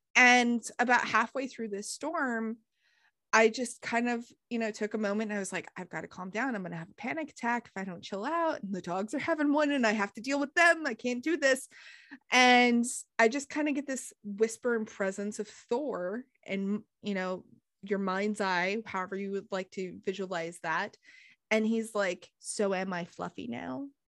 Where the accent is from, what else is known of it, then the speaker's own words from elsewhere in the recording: United States; growing up in America